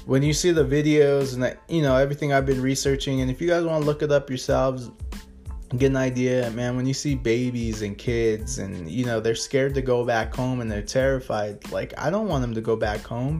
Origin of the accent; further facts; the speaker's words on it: United States; being American, you know, living in the United States